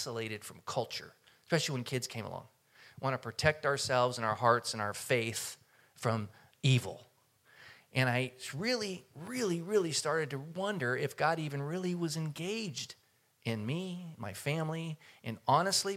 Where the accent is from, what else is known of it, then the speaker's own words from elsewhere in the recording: Oakland, California, United States; I grew up in Oakland